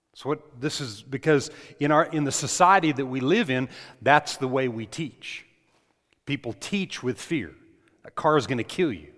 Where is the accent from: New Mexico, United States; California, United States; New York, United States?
New Mexico, United States; I grew up in New Mexico